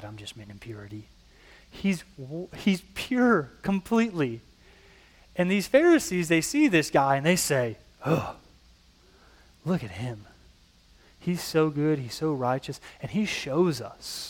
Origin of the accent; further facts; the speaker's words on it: Illinois, United States; I come from Illinois, an Illinois politician